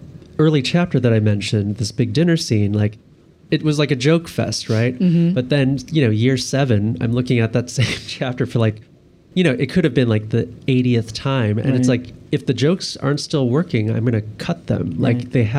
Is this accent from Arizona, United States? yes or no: no; Buffalo, New York, United States; growing up in Buffalo